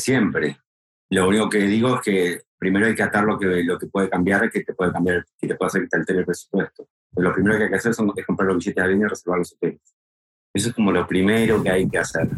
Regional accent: Argentina; now in Spain; yo soy argentino, pero yo viviendo en España desde finales del 98

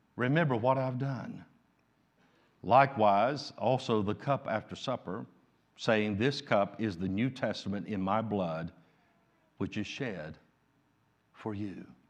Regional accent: United States; I'm an American

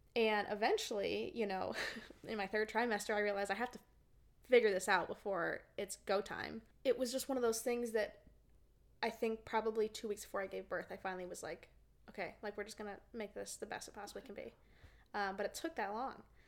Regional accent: Tucson, Arizona, United States; now in Nashville, United States; I'm from Arizona originally.

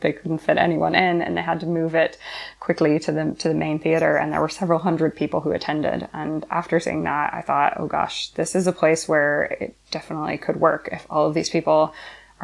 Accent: Louisville, Kentucky, United States; moved away as an adult; also born or lived in west of Ireland; now in Westport, Ireland; I'm originally from Louisville, Kentucky in the United States, and I've been living in the west of Ireland now for just over 4 years

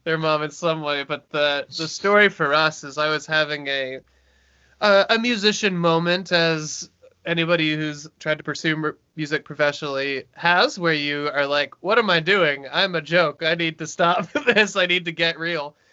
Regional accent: Brantford, Ontario, Canada; now in Toronto, Canada; I'm from Brantford, Ontario

